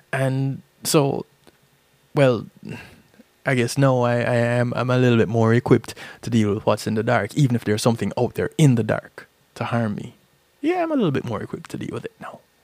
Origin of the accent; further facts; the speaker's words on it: Jamaica; There's a saying that I grew up hearing in Jamaica